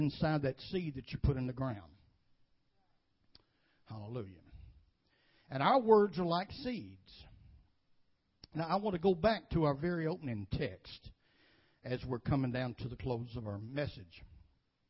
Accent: United States; I was born and bred in Woodbine area

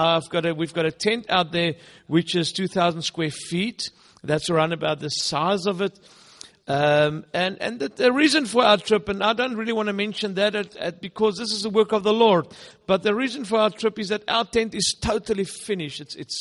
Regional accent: South Africa; first language Afrikaans; English is a second language; in our country we are Afrikaans speaking. I'm not English speaking in my country, even though we do some English sometimes.

